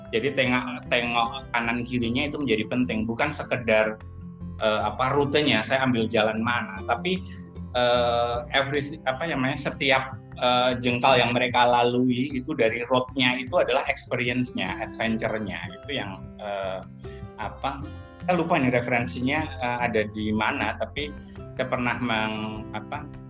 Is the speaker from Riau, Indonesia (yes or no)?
no; Klaten, Central Java, Indonesia; also born or lived in Solo; saya lahir besar di Klaten